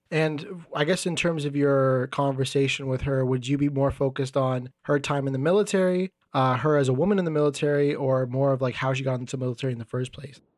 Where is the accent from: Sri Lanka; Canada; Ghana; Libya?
Canada; I'm from Canada